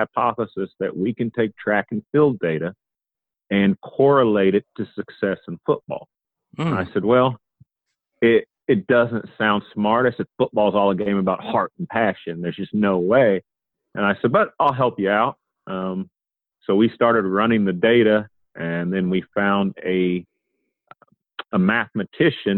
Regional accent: Columbus, Indiana, United States; I'm originally from Columbus, Indiana

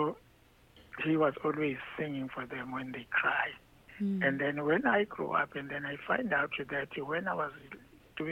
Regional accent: Ladysmith, KwaZulu-Natal, South Africa; we were born and raised in Ladysmith.

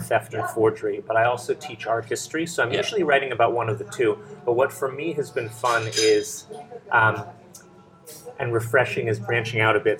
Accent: New Haven, Connecticut, United States; moved away as an adult; also born or lived in Maine; now in Ljubljana, Slovenia; I grew up in New Haven, Connecticut

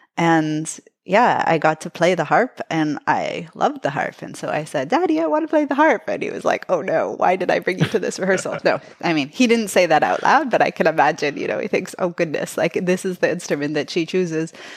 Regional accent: Toronto, Ontario, Canada; I was born in Toronto

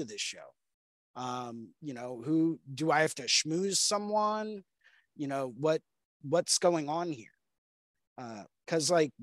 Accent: United States; being an American tattoo artist

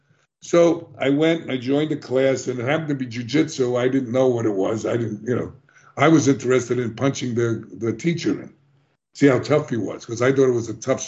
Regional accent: New York City, New York, United States; I was born in the South Bronx in one of the worst neighborhoods

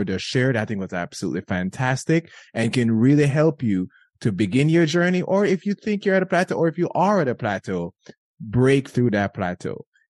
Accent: Jamaica; I grew up in Jamaica

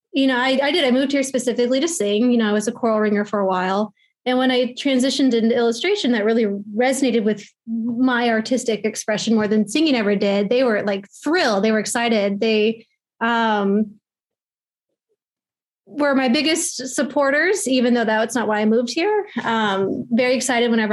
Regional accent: Omaha, Nebraska, United States; I'm from Nebraska

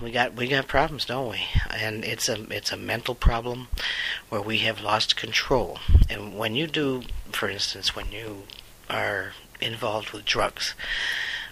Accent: United States; I'm an American

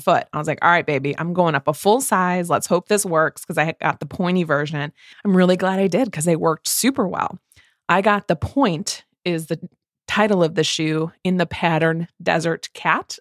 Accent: Midwest, United States; from two Midwest mood readers

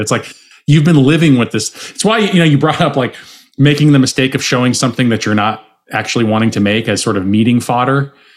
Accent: Arizona, United States; I'm from Arizona. I was supposed to take over my dad's bar

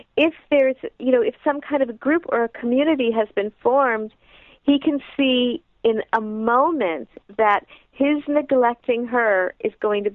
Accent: United States; as American women

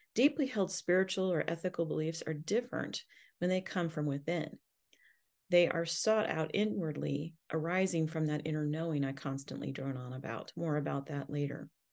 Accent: United States; as an American

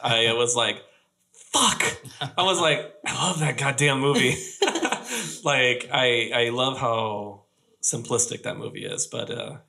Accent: Fredericksburg, Virginia, United States; moved away; also born or lived in Florida; I grew up in Fredericksburg, Virginia, which is like this colonial town.

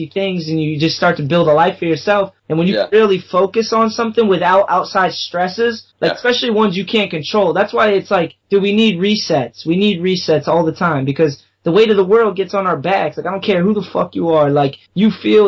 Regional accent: New England, United States; born or raised there; also born or lived in Long Beach

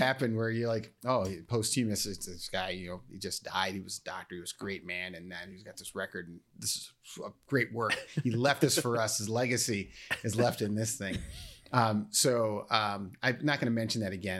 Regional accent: Naperville, Illinois, United States

